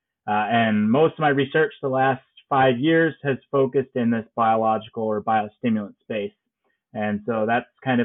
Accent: Byron, Illinois, United States; also born or lived in Champaign-Urbana, Illinois; I am an Illinois native, so I grew up in Byron, Illinois, up there in north in Ogle County.

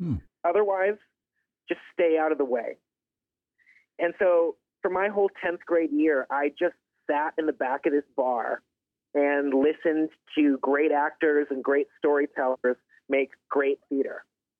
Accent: Toronto, Ontario, Canada; also born or lived in Pine Ridge, United States / Los Angeles, United States / Vermont, United States; I was born in Pine Ridge, South Dakota, but I'm the son of a movie star, and she moved us around from L.A. to Vermont and finally to Toronto.

